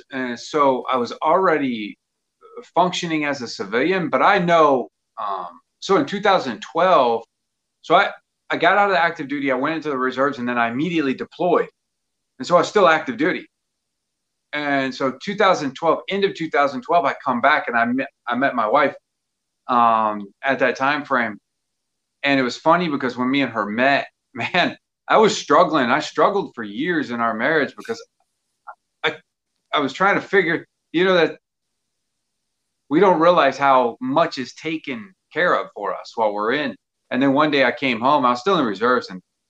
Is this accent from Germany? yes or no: yes; Germany; born there; also born or lived in Mississippi; I was born in Germany. We lived in a couple states after that, and then we went back to Germany, and then we ended up in Mississippi